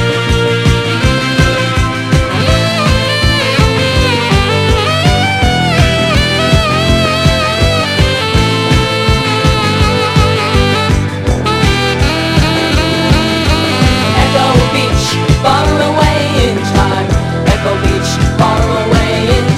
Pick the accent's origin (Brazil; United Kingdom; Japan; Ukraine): United Kingdom; Scotland; Growing up in Scotland